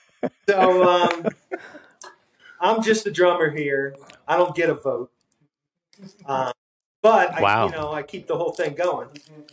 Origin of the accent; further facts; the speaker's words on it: Philadelphia, Pennsylvania, United States; also born or lived in Boulder, Colorado; So yeah, I'm from Philly too